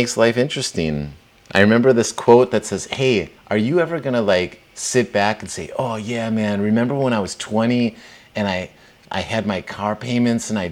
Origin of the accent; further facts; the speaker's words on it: Plauen, Saxony, Germany; my hometown in Plauen, Germany, which is kind of right for anybody on the map, like between Munich and Berlin, former East Germany